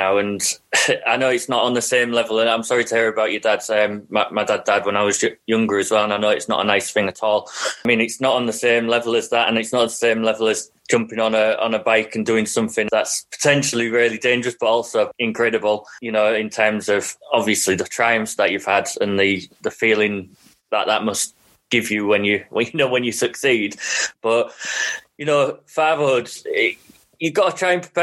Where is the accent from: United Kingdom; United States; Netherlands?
United Kingdom; Hull, Yorkshire and the Humber; I'm from Hull